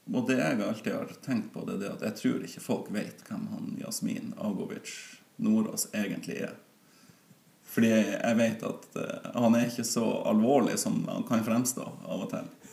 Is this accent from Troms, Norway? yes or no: yes; Sørreisa, Troms, Norway; der jeg vokste opp i eh, sus og dus på Forøya i Sørreisa